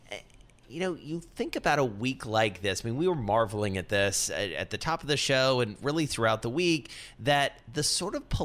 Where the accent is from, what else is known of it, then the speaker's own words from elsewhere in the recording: Cincinnati, Ohio, United States; no, no, actually, I'm from Cincinnati.